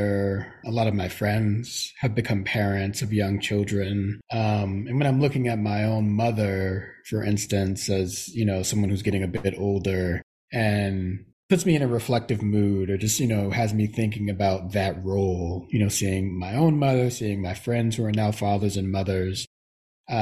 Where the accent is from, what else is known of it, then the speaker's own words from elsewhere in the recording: New York City, New York, United States; I was raised in Brooklyn in the Bronx